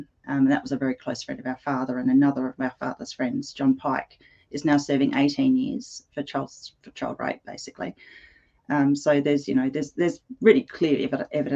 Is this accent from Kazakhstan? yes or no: no; Edwardstown, South Australia, Australia; where I grew up in Edwardstown, it was a very industrial area